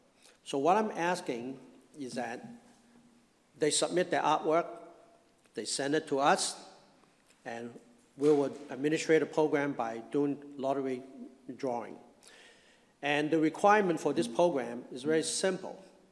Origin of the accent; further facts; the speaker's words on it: Hong Kong; now in United States; I came from Hong Kong, I mentioned that, in 1963. I came to this country with my family. We were very poor in Hong Kong.